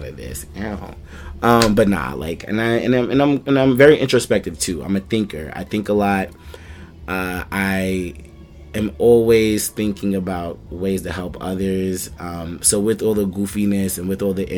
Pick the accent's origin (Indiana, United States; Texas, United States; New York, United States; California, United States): New York, United States; New York City; I'm from Hollis, Queens. So you already know Shadyville. We be outside